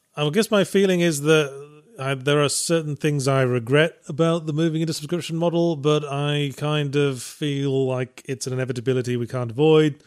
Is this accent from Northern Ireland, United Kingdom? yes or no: no; near Birmingham, West Midlands, United Kingdom; accent: slightly posh, mixed regional; also born or lived in North of England; I was raised closer to, closer to Birmingham, which has that very sort of hapless, brummy sort of accent.